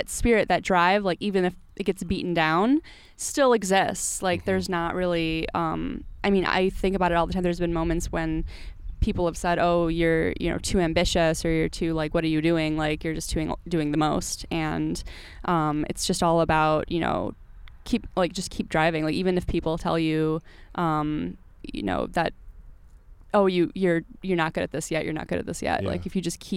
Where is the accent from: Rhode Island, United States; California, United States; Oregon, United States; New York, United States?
New York, United States; Syracuse; I grew up in Syracuse